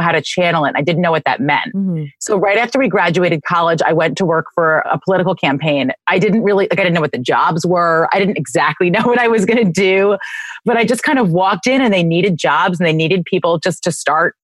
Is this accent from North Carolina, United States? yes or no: no; New York City, New York, United States; we did both grow up in the city